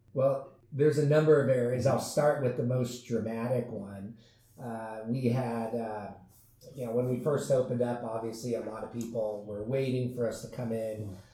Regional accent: San Diego, California, United States; I grew up in San Diego

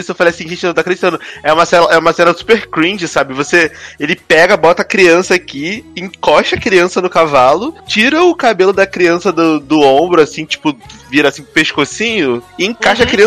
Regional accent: Rio de Janeiro, Brazil; até eu que sou carioca

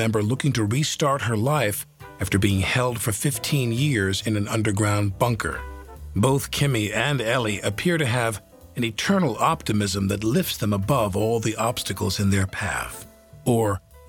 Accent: St. Louis, Missouri, United States; Like I'm from St. Louis, and we're just naturally damnable.

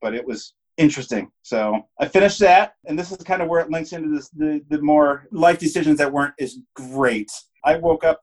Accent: Traverse City, Michigan, United States; moved away as an adult; also born or lived in Portland / Denver; I'm born and raised in Traverse City

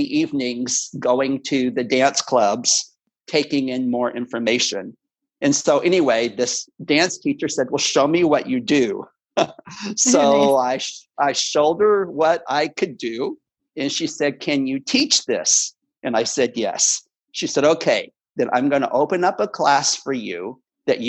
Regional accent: Houston, Texas, United States; my hometown of Houston.

